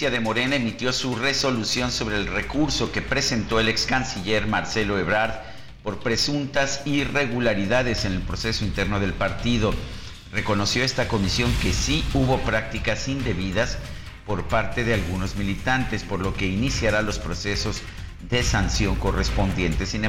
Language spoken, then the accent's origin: Spanish; San Luis Potosí, Mexico; yo soy de San Luis